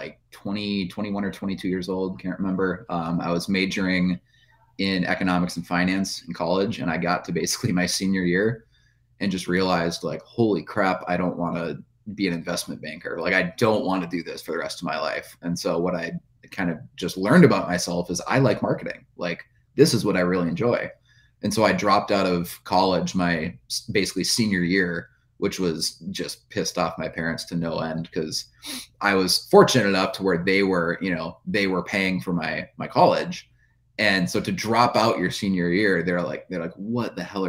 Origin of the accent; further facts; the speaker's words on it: central Minnesota, United States; I went door to door to small businesses in my hometown. It was a small town in central Minnesota, right in the middle of the state